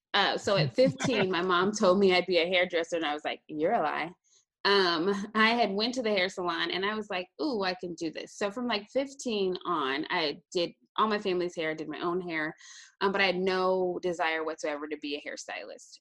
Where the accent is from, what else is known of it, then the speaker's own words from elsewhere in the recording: St. Louis, Missouri, United States; now in Columbia, United States; So I'm actually originally from St. Louis, Missouri. So I grew up in St. Louis all the way until I was about 16